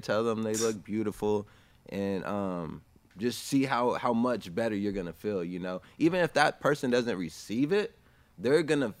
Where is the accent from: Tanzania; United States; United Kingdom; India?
United States; California; I grew up in Tashkent, California, had a big family